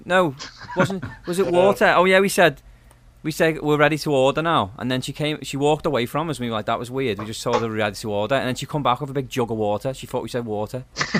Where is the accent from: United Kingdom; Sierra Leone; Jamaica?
United Kingdom; the Wirral, North West England; accent: Scouse; moved away